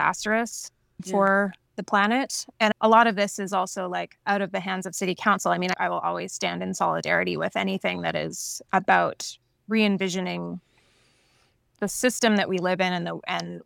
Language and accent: English; Nelson, British Columbia, Canada; moved away; also born or lived in Vancouver; I was born and raised in Nelson, but I just came back in October 2020